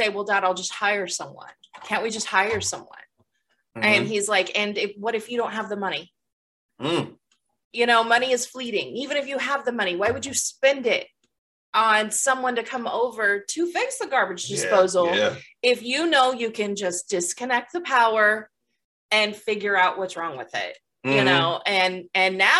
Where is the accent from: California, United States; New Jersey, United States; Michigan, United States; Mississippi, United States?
California, United States; now in Midwest, United States; I grew up in California